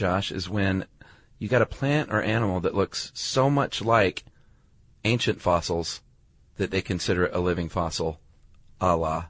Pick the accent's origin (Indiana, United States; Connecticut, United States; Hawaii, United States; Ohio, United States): Indiana, United States; Hi, guys, and Jerry. … I'm from Indiana.